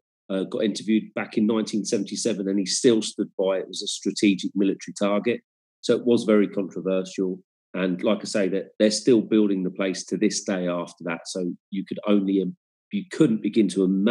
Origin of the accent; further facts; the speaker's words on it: England, United Kingdom; now in Germany; being born and bred in England